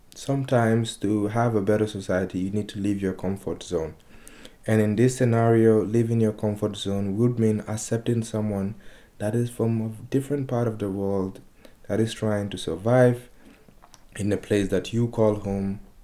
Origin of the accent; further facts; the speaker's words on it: Guinea; also born or lived in Spain; now in Amsterdam, Netherlands; I'm from Guinea